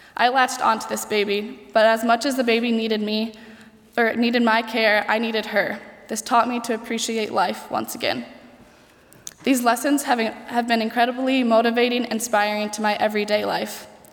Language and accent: English; United States; I'm from the United States